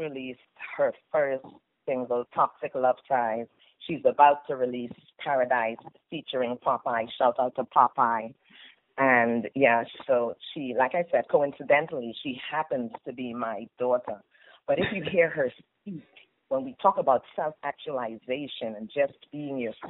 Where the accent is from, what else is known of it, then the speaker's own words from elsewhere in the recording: Trinidad & Tobago; accent: Trini; moved away as an adult; also born or lived in Virginia, United States / Las Vegas, United States; now in United States; I was born and raised in Trinidad and Tobago, so I've just given you a little bit of my Trini accent. However, I've been living here in the United States for